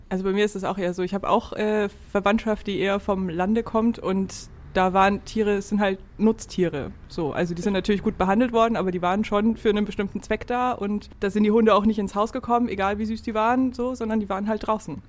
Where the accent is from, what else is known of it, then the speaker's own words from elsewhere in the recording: Upper Franconia, Bavaria, Germany; moved away as an adult; now in Hamburg, Germany; Ich komme aus Franken, Oberfranken